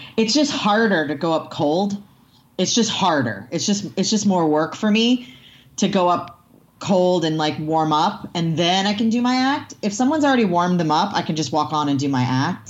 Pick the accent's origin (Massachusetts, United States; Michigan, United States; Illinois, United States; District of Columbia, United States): Massachusetts, United States; near Salem; now in Southern California, United States; near my hometown, like in Salem, Massachusetts